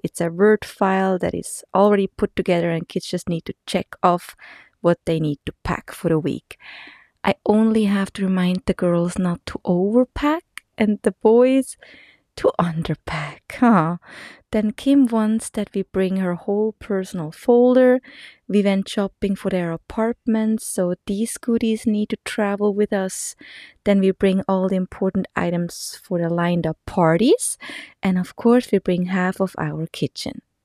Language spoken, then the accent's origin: English; Texas, United States; We are from Texas